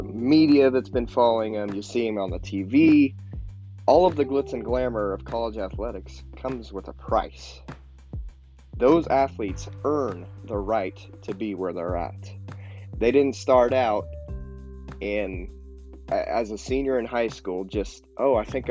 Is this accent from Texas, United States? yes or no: no; St. John, Kansas, United States; I grew up in St. John, Kansas, which is a town of about 1,300 people.